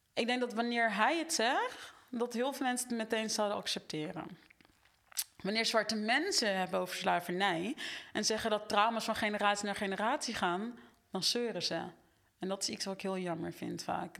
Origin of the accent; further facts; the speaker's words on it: Netherlands; ik ben opgegroeid in Nederland